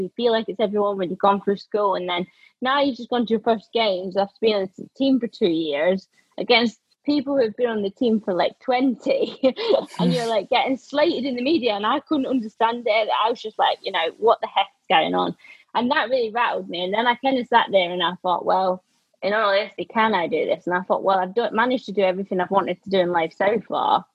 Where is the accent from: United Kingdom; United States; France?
United Kingdom; Scotland; moved away; being the only like scottish one at the team